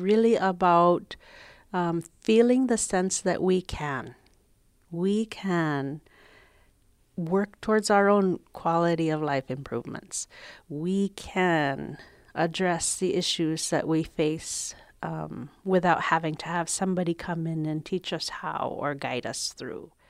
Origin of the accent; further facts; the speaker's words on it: Shishmaref, Alaska, United States; now in Sitka, United States; I am from Kigak Tak, or Shishmaraf